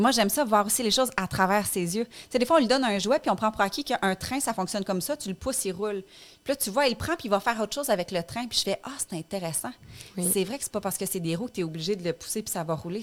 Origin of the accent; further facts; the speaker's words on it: Abitibi, Quebec, Canada; moved away as an adult; now in Montreal, Canada; on a grandi en Abitibi